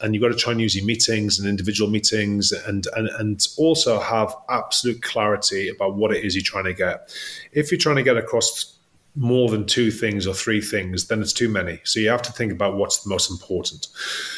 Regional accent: Newcastle upon Tyne, North East England, United Kingdom; I'm from Newcastle, so some words don't quite sound right

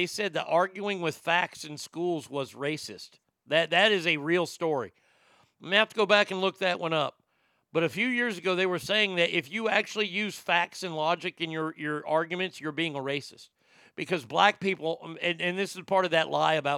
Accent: the South, United States; I've never been to a segregated school. And I grew up in the South

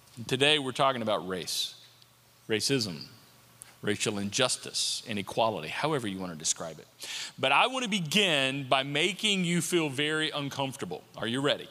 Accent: United States; I'm an American and I'm grateful to be an American

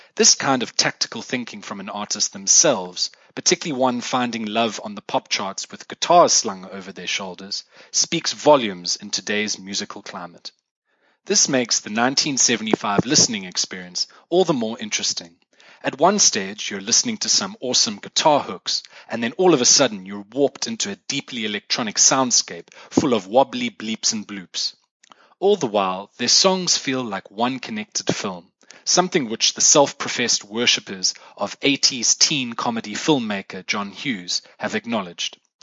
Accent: South Africa; accent: South African; first language English; moved away; In case you couldn't tell from my accent already, I am South African, not British or Australian or Irish

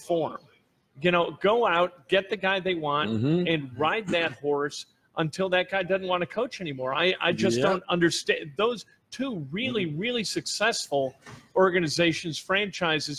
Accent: Chicago, Illinois, United States; also born or lived in Indiana; now in Indianapolis, United States; I'm from Chicago originally, so I grew up a Bears fan

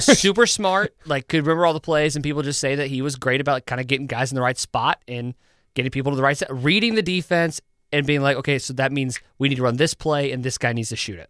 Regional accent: Marlow, Oklahoma, United States; my hometown

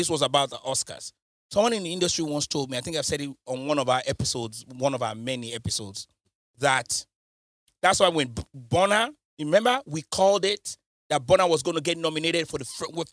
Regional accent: United Kingdom; I'm British

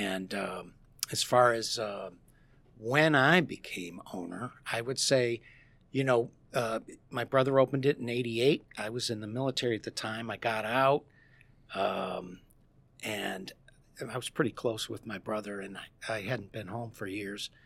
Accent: Dundee, Illinois, United States; moved away as an adult; now in St. Charles, United States; I, my brother, my business partner and I, we grew up in Dundee

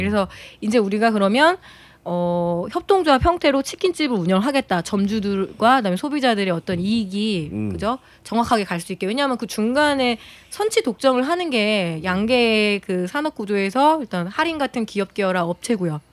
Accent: Chungcheong, South Korea; 제가 그 충청도 출신이다 보니까

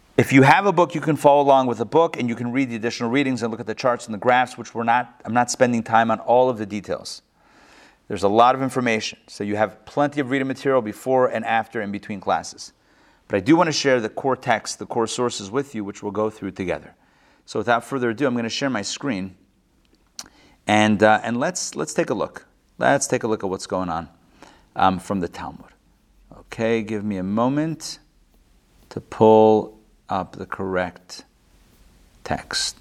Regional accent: Pittsburgh, Pennsylvania, United States; moved away; I grew up in Pittsburgh

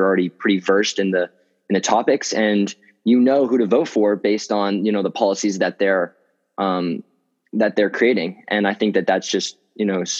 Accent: Atlanta, Georgia, United States; I'm a senior from Atlanta, Georgia

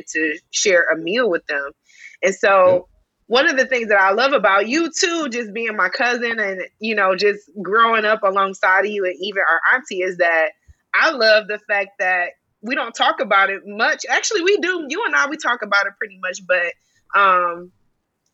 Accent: the South, United States; We come from the South

